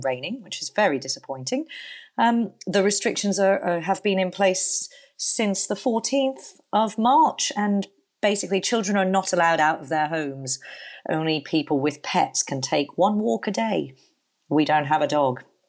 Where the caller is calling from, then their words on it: Palma, Balearic Islands, Spain; also born or lived in Birmingham; I'm calling from Palma de Mallorca in Spain.